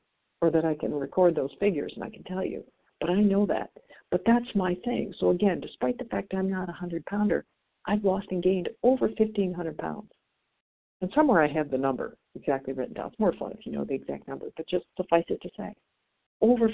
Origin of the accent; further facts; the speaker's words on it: Midwest, United States; I'm from the Midwest